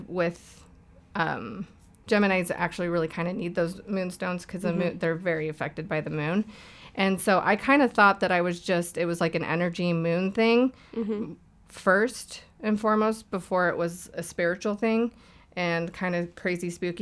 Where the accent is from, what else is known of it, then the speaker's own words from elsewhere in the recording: Orem, Utah, United States; In Orem, 8th North in Orem